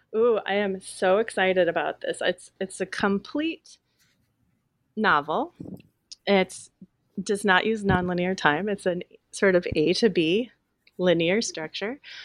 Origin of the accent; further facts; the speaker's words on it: Willamette Valley, Oregon, United States; a teenager growing up in the Willamette Valley